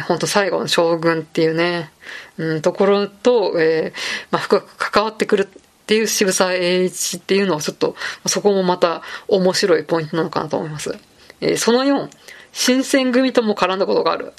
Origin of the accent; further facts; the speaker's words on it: Saitama, Japan; 埼玉の小学生って、まあ、ちょっとまあ私は平成の初期の小学生だったんで